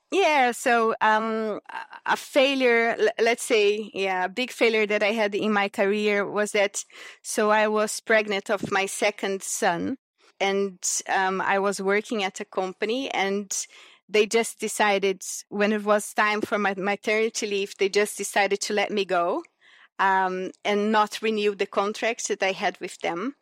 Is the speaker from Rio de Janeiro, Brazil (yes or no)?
no; Brasília, Federal District, Brazil; moved away as an adult; also born or lived in Cerrado region, Brazil / Japan; So I grew up in Brasilia, so the, the capital city of Brazil